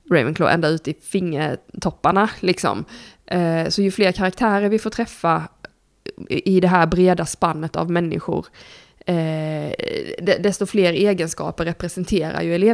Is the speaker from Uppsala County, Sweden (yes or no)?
no; Blekinge, Sweden; jag är ju uppvuxen i Blekinge, kolla på våra kommunpolitiker där så fattar ni.